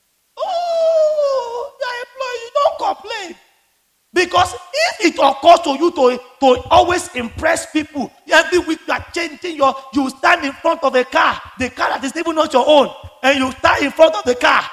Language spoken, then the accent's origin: English; Lagos, Nigeria; the Ilaje Bariga where I grew up